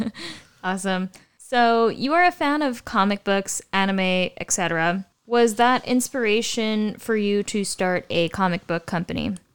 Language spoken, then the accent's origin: English; United States; we don't really learn about as Americans in history